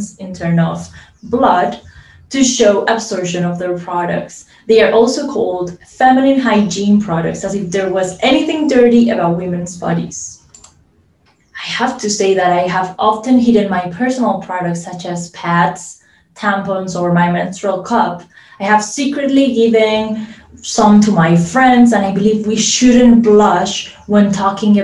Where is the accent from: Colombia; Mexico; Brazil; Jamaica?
Colombia; I am from Colombia